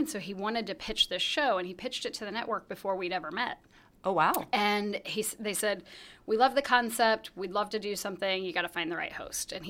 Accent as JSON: {"language": "English", "town": "Salina", "region": "Kansas", "country": "United States", "tie": "born or raised there", "said": "Well, so we, um, I, I grew up in Salina, Kansas."}